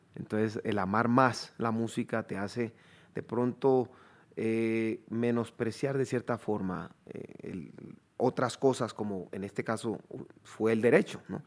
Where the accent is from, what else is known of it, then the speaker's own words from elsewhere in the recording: Chocó, Colombia; moved away as an adult; also born or lived in Quibdó / Bogotá / Cali / New York; Yo soy del Chocó